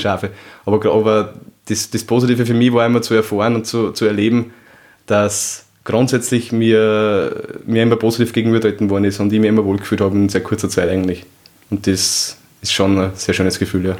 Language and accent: German; Upper Austria, Austria; Ich komme aus Oberösterreich